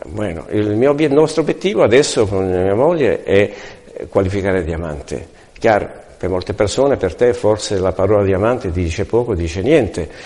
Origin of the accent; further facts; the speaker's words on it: Italy; now in Palma de Mallorca, Spain; vengo da Palma di Maiorca, sono italiano